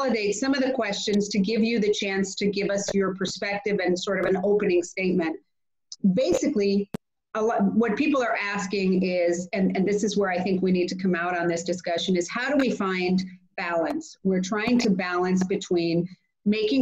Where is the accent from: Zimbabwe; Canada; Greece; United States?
Greece; In Greece, I can't not mention my home country. I am an MEP from Greece